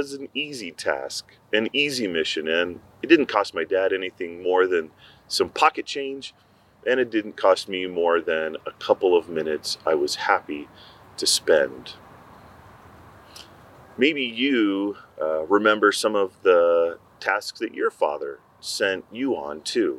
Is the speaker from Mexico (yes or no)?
yes; Mexico; I grew up in Mexico